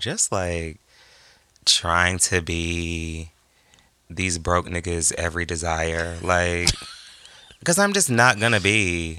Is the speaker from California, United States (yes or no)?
no; Massachusetts, United States; I'm a Virgo from Massachusetts.